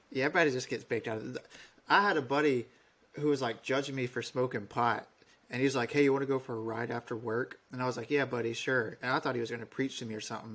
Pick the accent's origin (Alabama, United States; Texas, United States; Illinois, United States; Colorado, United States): Alabama, United States; Webb; moved away as an adult; now in Poland; I'm from the very bottom of Alabama, uh, a little town called Webb. I usually have to tell people that I'm from Dothan because nobody knows where Webb is